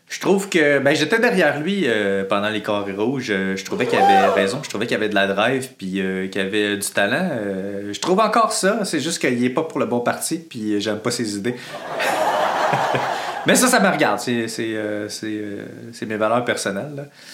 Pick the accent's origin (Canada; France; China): Canada; Quebec; en tant que Québécois